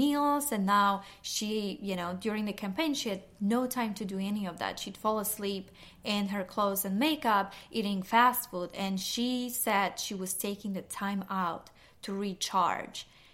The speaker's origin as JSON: {"language": "English", "country": "Poland", "tie": "born or raised there", "moved": "yes", "said": "I grew up in Poland, and in my home, Sunday was the self-care Sunday."}